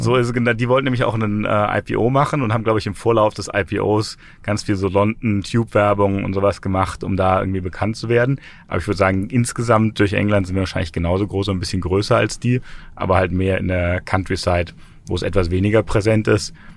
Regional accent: Germany; also born or lived in Frankfurt / Berlin

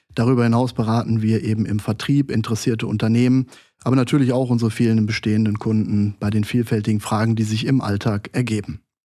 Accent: Duisburg, North Rhine-Westphalia, Germany; Ich komme gebürtig aus Duisburg, aus dem Ruhrgebiet

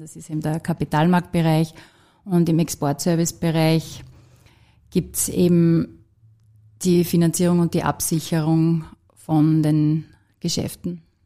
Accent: Austria; moved away as an adult; now in Vienna, Austria; aus der Region heraus, wo ich herkomme, aus dem Enstal

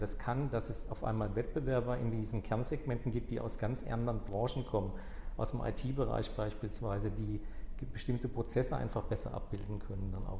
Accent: southwest Germany, Germany; ich komme aus dem Südwesten

